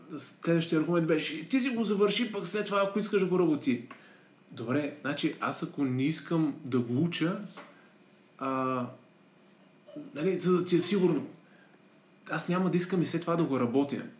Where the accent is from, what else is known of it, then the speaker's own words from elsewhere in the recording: Plovdiv, Plovdiv Province, Bulgaria; moved away as an adult; also born or lived in Germany; завърших английската гимназия в Плодив